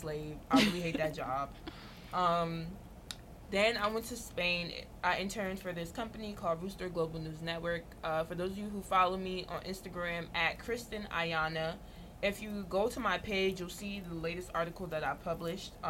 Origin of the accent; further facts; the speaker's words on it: Jamaica; also born or lived in New Jersey; I'm Jamaican